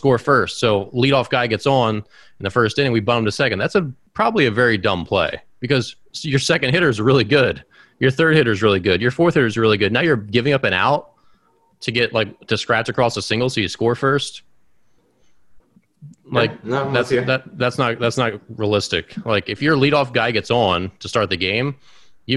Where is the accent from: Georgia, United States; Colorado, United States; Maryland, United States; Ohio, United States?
Maryland, United States; Baltimore; my hometown of Baltimore